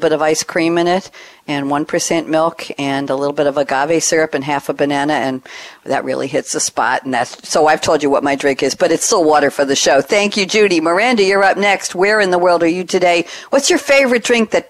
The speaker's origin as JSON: {"language": "English", "area": "Long Island", "region": "New York", "country": "United States", "moved": "yes", "said": "I come from New York, from Long Island."}